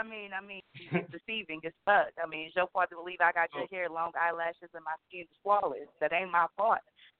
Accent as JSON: {"language": "English", "town": "Milwaukee", "region": "Wisconsin", "country": "United States", "said": "I'm from Milwaukee."}